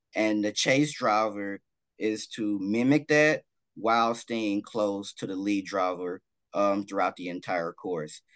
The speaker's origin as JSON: {"language": "English", "town": "Dallas", "region": "Texas", "country": "United States", "said": "I'm from Dallas"}